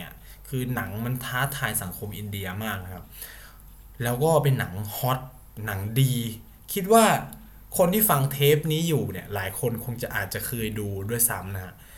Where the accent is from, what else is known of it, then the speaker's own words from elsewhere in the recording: Isan, Thailand; ผมที่มันเป็นเด็กอีสาน